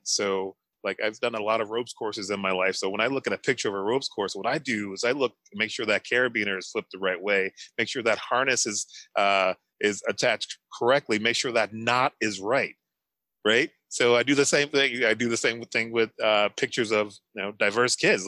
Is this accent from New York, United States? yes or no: no; St. Louis, Missouri, United States; moved away as an adult; now in New Hampshire, United States; I'm originally from St. Louis, Missouri, a predominantly black town in St. Louis. Come out here to New Hampshire.